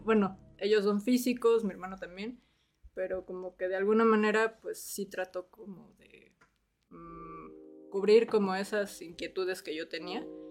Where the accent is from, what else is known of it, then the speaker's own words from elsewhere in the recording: Mexico City, Mexico; yo soy de la Ciudad de México